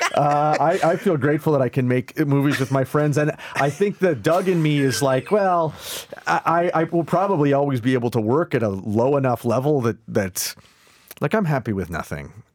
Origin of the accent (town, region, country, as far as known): Canada